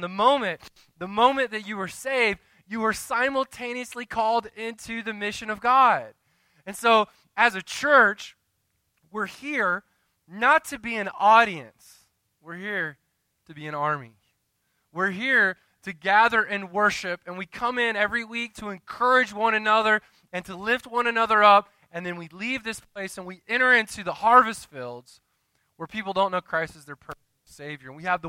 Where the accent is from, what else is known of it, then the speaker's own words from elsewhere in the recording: Winter Haven, Florida, United States; moved away; I grew up in the South, so we have really weird names down there, right?